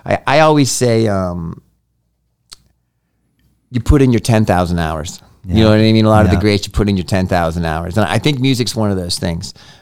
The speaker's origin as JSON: {"language": "English", "region": "Massachusetts", "country": "United States", "said": "I'm from Massachusetts."}